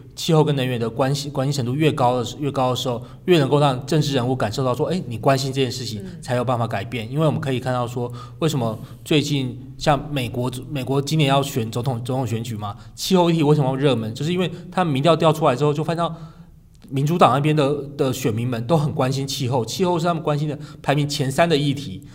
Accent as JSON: {"language": "Chinese", "region": "Kaohsiung", "country": "Taiwan", "said": "因为我自己是高雄人"}